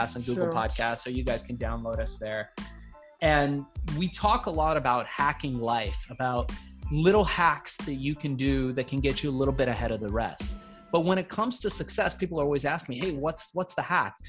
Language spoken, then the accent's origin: English; Iran; now in United States; I was born in Iran. We came here as immigrants to the United States.